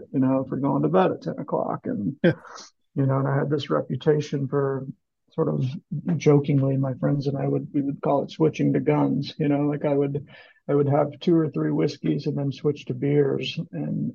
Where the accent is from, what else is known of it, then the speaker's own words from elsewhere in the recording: Kansas City, Missouri, United States; I live in Kansas City